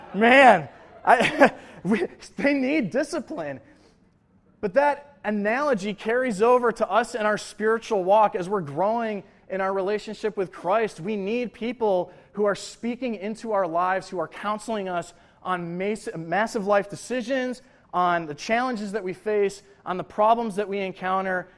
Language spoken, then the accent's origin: English; Buffalo, New York, United States; moved away as an adult; also born or lived in Lawrence, Kansas; I'm from Buffalo, New York.